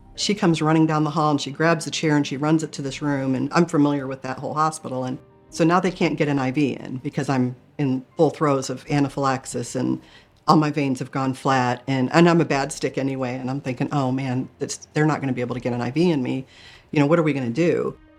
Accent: Michigan, United States; I grew up in Michigan

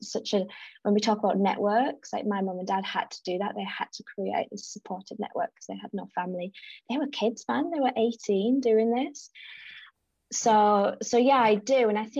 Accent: South Africa; And I think it's because I absolutely thrived. I'm really outdoorsy

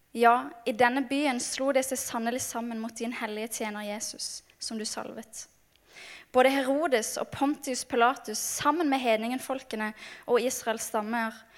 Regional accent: Mandal, Agder, Norway; moved away; kommer jeg fra Mandal på Sørlandet

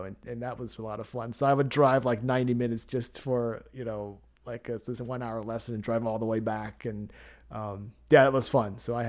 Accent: Dayton, Ohio, United States; born there; I was actually born in Ohio. I was born in Dayton.

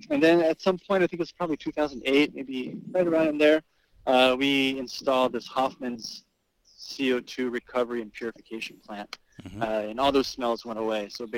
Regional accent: Brazil; now in New Jersey, United States; But I moved to New Jersey from Brazil, actually. I was born in Brazil in January of 1986 and just, you know, started, I mean, I always loved sports in Brazil.

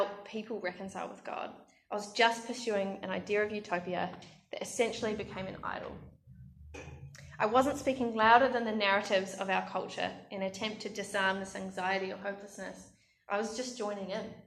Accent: Australia; my home country

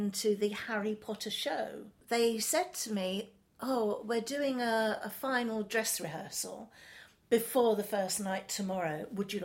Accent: London, United Kingdom; I was brought up in Chelsea. I'm not a Chelsea girl. I'm not a Sloane girl. But my family are Londoners

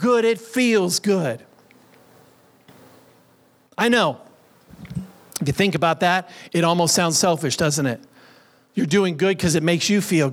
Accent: United States; I was born here in the United States. I'm a naturalized citizen. I was raised in America.

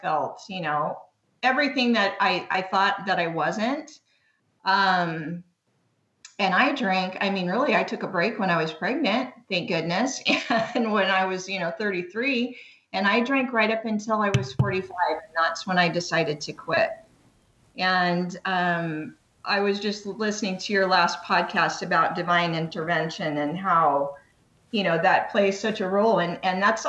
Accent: Long Beach, California, United States; now in Canyon Lake, United States; I'm originally from Long Beach, California. That's where I lived most of my life. So I've always lived in SoCal.

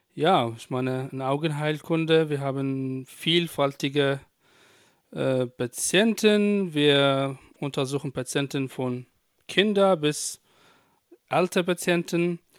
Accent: Iraq; German is a second language; moved away as an adult; also born or lived in Baghdad; now in Germany; ich komme auch, ähm, ursprünglich aus Irak. Äh, 2012

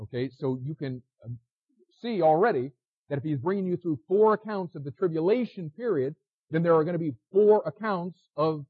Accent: United States; As an American

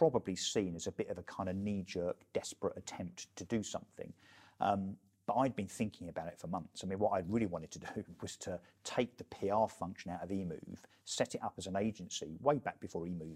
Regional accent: Brentwood, East of England, United Kingdom; I was an elected councillor in my hometown of Brentwood

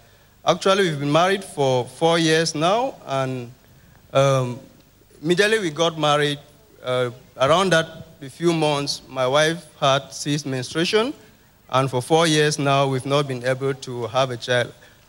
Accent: Cameroon; I'm from Cameroon.

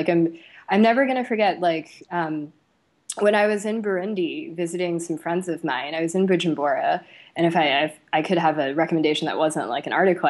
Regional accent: United States; as opposed to me, who is Chinese. I'm Chinese American, right? And that's sort of different in terms of my cultural position and how I'm going to relate to people, because I have, you know, perfect fluent American English, right?

